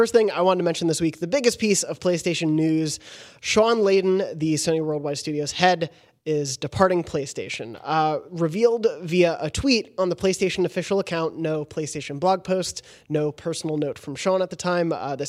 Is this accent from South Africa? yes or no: yes; South Africa